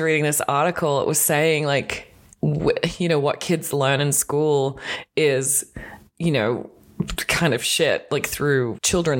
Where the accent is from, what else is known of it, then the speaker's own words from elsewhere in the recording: Australia; moved away; I'm Australian, as you can tell if you've listened to any podcast or the sound of my voice